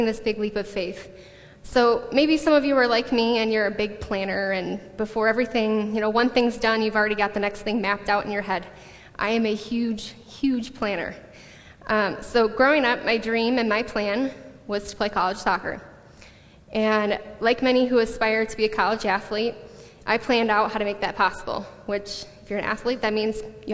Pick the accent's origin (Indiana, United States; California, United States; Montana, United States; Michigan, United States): Michigan, United States; the Thumb of; moved away as an adult; also born or lived in Grand Rapids, Michigan; now in Redlands, United States; I am from Michigan, the thumb of Michigan, not West Michigan